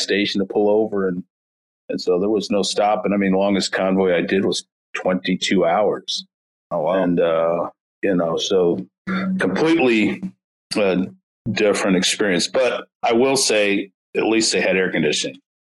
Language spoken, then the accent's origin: English; St. Louis, Missouri, United States; I grew up in North County, St. Louis